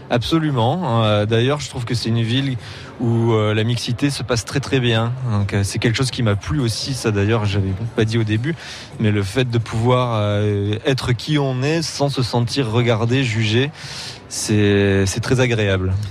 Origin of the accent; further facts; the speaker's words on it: Montpellier, Occitania, France; moved away as an adult; now in Berlin, Germany; Je suis de Montpellier même. Je suis né dans l'ancienne maternité qui a fermé depuis. donc vrai Montpellier